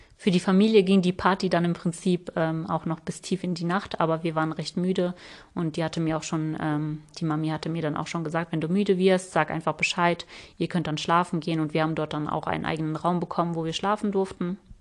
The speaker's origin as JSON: {"language": "German", "country": "Germany", "said": "wir sind aus Deutschland"}